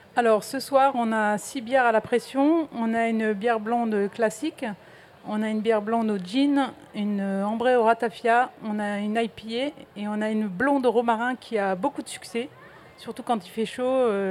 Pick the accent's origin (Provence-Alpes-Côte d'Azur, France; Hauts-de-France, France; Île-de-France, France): Hauts-de-France, France; the North; moved away; moi, je suis originaire du Nord